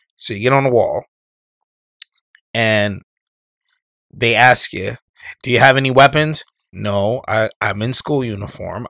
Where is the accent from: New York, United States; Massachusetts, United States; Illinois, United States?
New York, United States; when I was growing up in New York